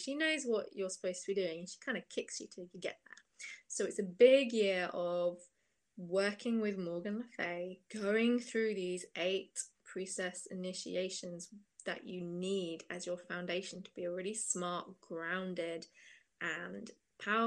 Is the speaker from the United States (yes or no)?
no; Cambridge, East of England, United Kingdom; I'm from Cambridge in England, which is a university town